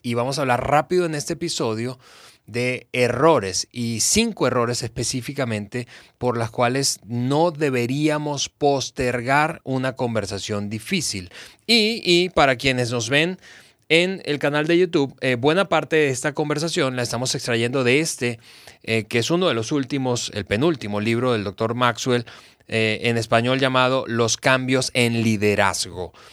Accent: Mexico; yo crecí, que nací, crecí en América Latina

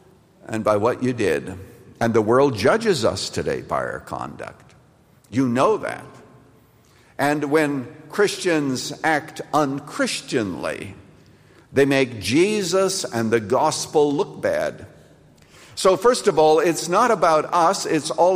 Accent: United States; an American

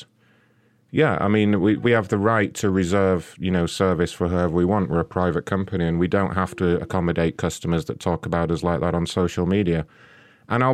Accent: England, United Kingdom; As an Englishman

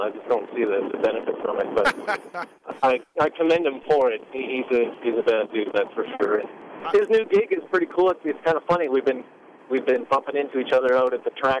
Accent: Saskatchewan, Canada; I'm from Saskatchewan, right in the middle, basically right above North Dakota, Montana.

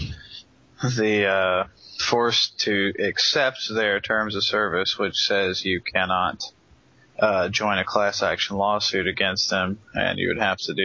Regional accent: Alabama, United States; my home state, Alabama

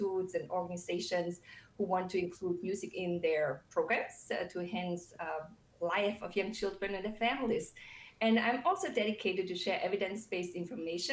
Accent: Germany; moved away; I grew up in Germany

